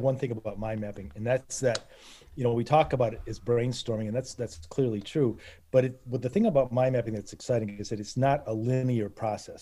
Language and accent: English; Northern Michigan, United States; I grew up in Northern Michigan